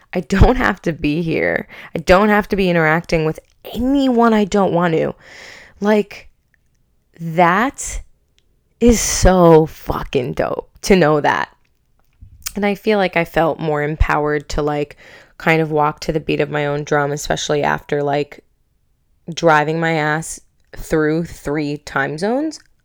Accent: Long Island, New York, United States; moved away as an adult; I'm from Long Island

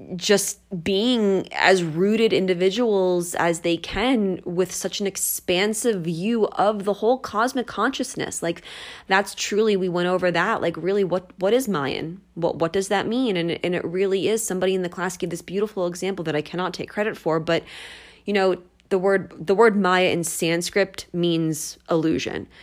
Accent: United States; I am from the New Jersey, Philadelphia area

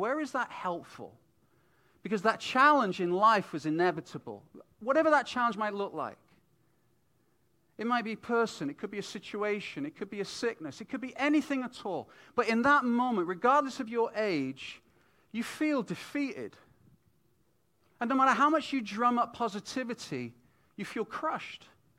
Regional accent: United Kingdom; moved away as an adult; also born or lived in Vancouver, Canada; as a British family coming into Canada

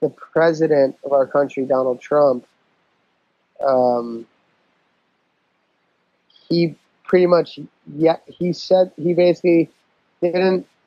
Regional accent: New York, United States; I'm not black, but I grew up in New York

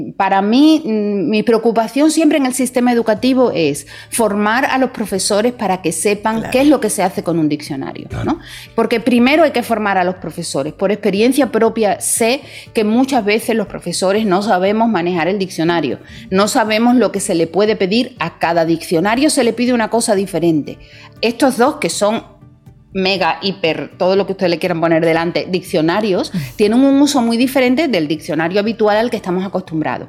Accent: Dominican Republic; hay motivos para sentirse muy orgullosos también como dominicanos

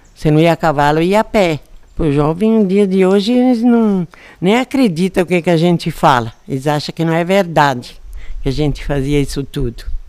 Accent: Domingos Martins, Espírito Santo, Brazil; moved away as an adult; also born or lived in Castelinho, Vargem Alta; now in Vargem Alta, Brazil; Lá em em Aracê, Domingos Martins

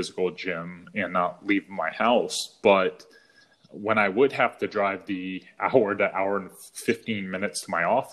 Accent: New England, United States; moved away as an adult; now in California, United States; When we first moved out to California, where we live now, you know, I'm from New England.

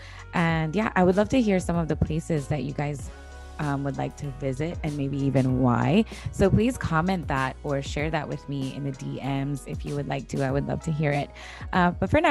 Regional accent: San Pedro, Belize District, Belize; I'm from San Pedro

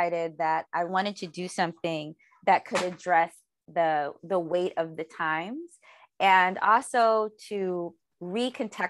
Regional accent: Detroit, Michigan, United States; now in Los Angeles, United States; I'm from Detroit. And I live in Los Angeles

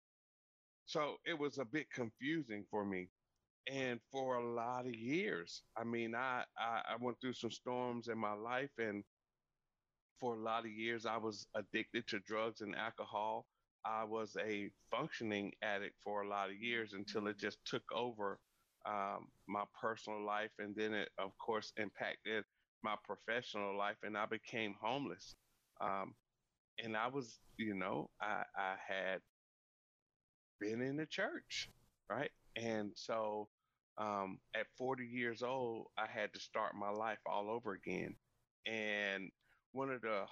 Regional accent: North Carolina, United States; I'm originally from North Carolina. I grew up on a 500-acre farm

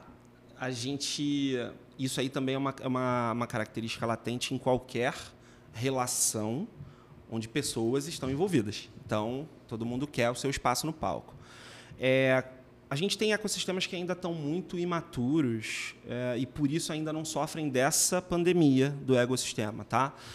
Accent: Minas Gerais, Brazil; moved away; eu sou de Minas

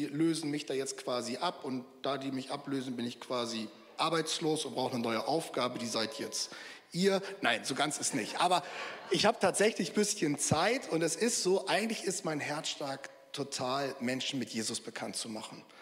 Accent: Verden, Lower Saxony, Germany; born there; now in Ruhr, Germany; Ich bin eigentlich gebürtig aus der Nähe von Bremen, äh, Pferden aller, vielleicht kennen das manche. Lebe aber schon seit zehn Jahren im Ruhrgebiet.

